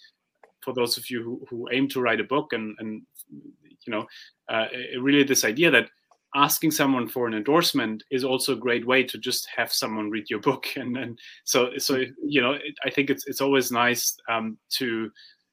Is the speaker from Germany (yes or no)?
yes; Germany; I come from Germany